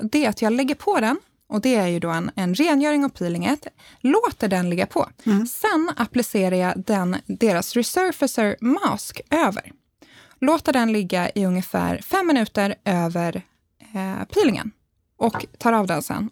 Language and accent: Swedish; Värmdö, Stockholm County, Sweden; Värmdö där jag kommer ifrån